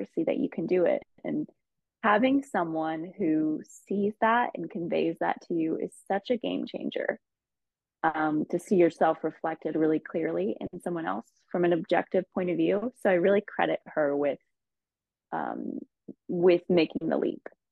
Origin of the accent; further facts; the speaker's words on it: Ohio, United States; moved away as an adult; also born or lived in Los Angeles; I actually moved back to my home state of Ohio for about a year